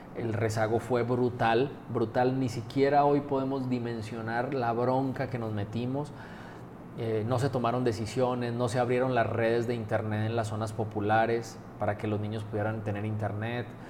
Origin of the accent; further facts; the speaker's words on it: Colombia; moved away as an adult; now in Aguascalientes, Mexico; Yo, no nací en México, yo nací en Colombia. Llevo la mitad de mi vida, justo este año cumplí, la mitad de mi vida aquí en México, 23 años